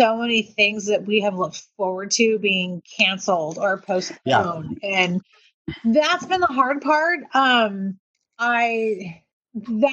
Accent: United States

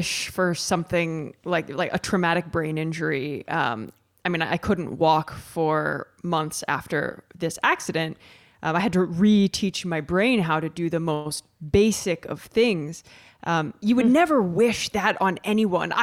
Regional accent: Midwest, United States; moved away as an adult; also born or lived in New York City; Growing up in the Midwest in America

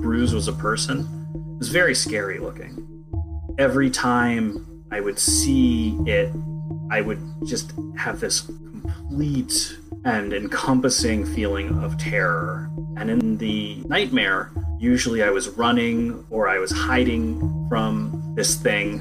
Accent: Silver Spring, Maryland, United States; moved away; I'm originally from Silver Spring, Maryland.

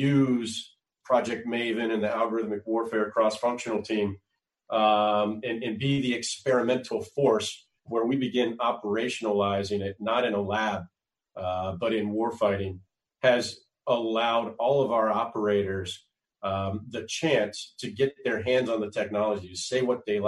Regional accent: Conway, Arkansas, United States; I grew up all over the United States, but I call my formative years in Conway, Arkansas.

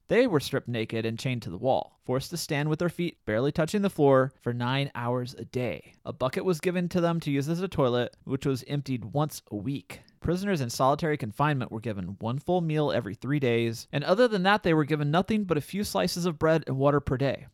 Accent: Southern Illinois, United States; growing up in Southern Illinois.

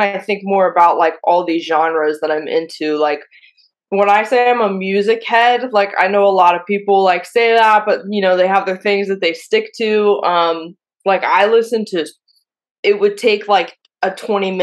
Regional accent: Pittsburgh, Pennsylvania, United States; now in New York, United States; I'm from Pittsburgh

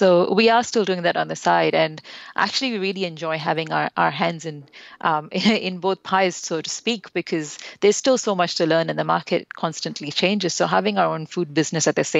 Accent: India; moved away; We're originally from India, which is where we both came and got our interest in food

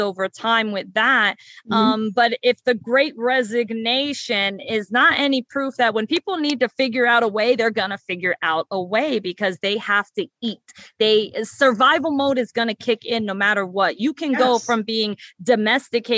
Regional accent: New York City, New York, United States; I was born and raised in the South Bronx

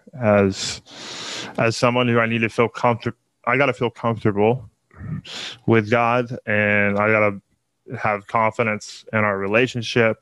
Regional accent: Mansfield, Texas, United States; I'm a kid who basically grew up in the church. You know, my entire family, we're all Texan. We all lived in the same town of Mansfield, suburban town

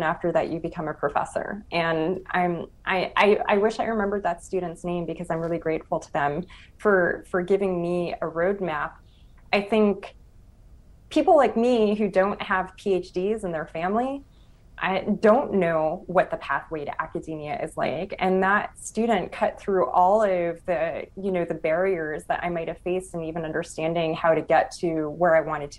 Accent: Los Angeles, California, United States; I'm from East Los Angeles

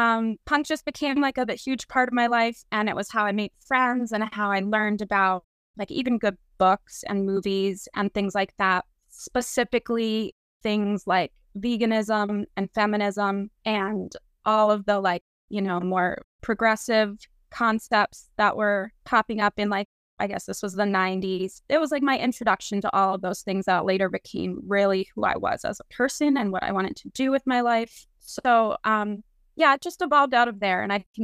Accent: New York, United States; I'm from New York, born and raised here

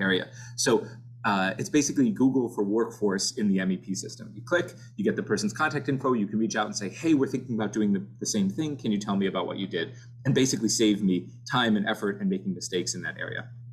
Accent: Orlando, Florida, United States; moved away as an adult; now in Cleveland, United States; I grew up in Orlando, Florida

